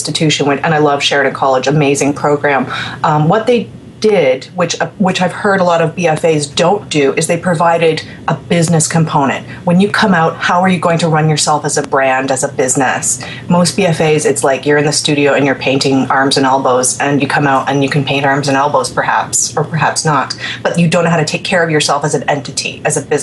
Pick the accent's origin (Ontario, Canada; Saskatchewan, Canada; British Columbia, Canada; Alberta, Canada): Ontario, Canada; I'm from Ontario, where you're from, Marcio